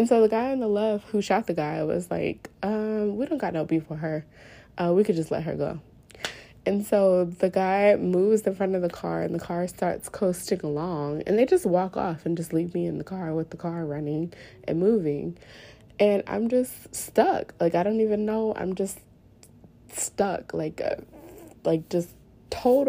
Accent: New Orleans, Louisiana, United States; born and raised in New Orleans

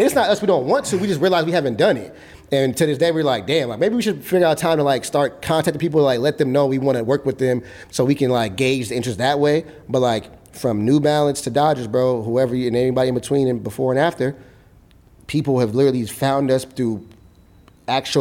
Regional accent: Los Angeles, California, United States; this is where I'm from South Central

